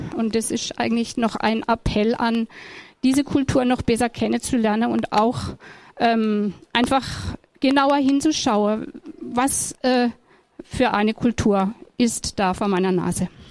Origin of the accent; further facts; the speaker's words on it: Germany; ich bin eine Deutsche